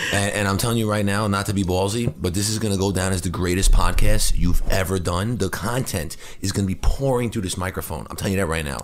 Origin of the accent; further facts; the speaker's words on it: New Hyde Park, New York, United States; I grew up in New Hyde Park in, on Long Island.